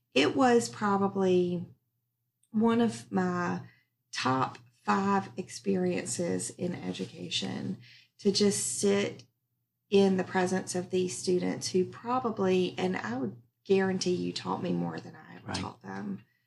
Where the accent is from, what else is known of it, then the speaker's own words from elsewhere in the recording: North Carolina, United States; also born or lived in Maryland; my mom and my sister and I moved to North Carolina from Maryland